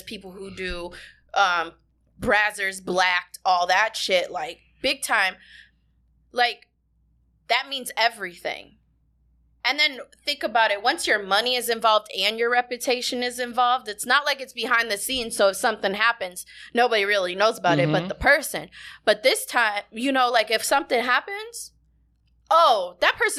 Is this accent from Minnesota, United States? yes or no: yes; Minnesota, United States; moved away as an adult; now in Houston, United States; I was born and raised in Minnesota